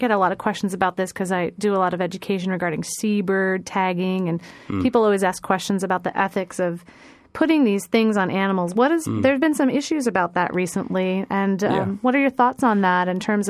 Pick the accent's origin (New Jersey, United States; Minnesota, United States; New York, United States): New York, United States; Long Island; I grew up on the East Coast on Long Island. I remember going out to Montauk and there'd be shark fishing tournaments.